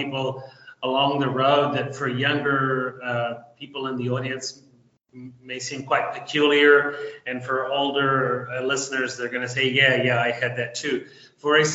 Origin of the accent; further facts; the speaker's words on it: New Zealand; moved away as an adult; now in Argentina; I'm originally from New Zealand, although I have been living in Latin America, specifically Argentina, for almost 30 years now.